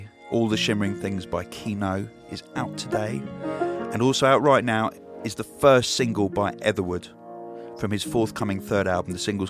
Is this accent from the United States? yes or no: no; Crimea, Ukraine; We're from Crimea in the Ukraine originally